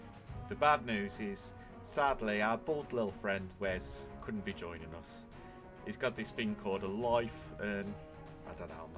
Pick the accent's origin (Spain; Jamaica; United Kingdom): United Kingdom; Birmingham, West Midlands; accent: Brummie; you've got to listen to my beautiful Brummie accent.